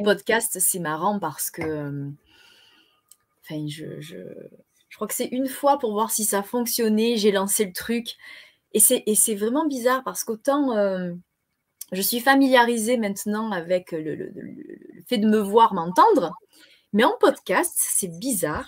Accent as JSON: {"language": "French", "town": "Marseille", "region": "Provence-Alpes-Côte d'Azur", "country": "France", "tie": "born or raised there", "accent": "Marseillais", "said": "Je suis née à Marseille"}